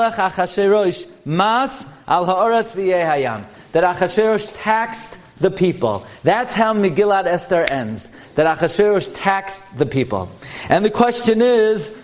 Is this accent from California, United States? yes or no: no; New York City, New York, United States; I come from Brooklyn. This is my hometown, Flatbush. And I grew up on Avenue M and East 31st